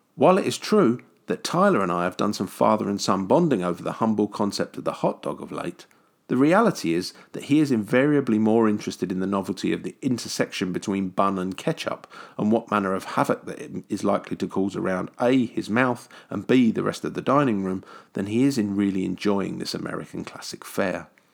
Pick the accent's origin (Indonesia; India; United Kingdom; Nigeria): United Kingdom; a kid from the grey and rainy side of the pond